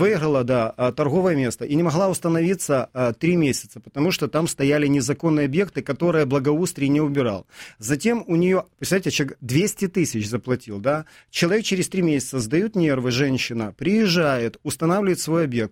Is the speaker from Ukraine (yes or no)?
yes; Kyiv, Ukraine; как для коренного жителя киевлянина